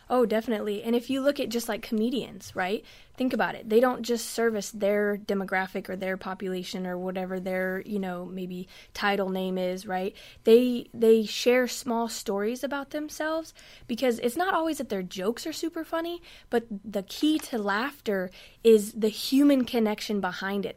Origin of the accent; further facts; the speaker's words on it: West Coast, United States; moved away; now I'm from the West Coast